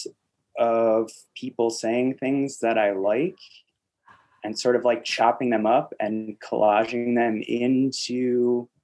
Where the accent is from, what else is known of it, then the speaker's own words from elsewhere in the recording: Chicago, Illinois, United States; now in Portland, United States; I'm originally from the Chicagoland area. Mm-hmm. So I kind of grew up in and around Chicago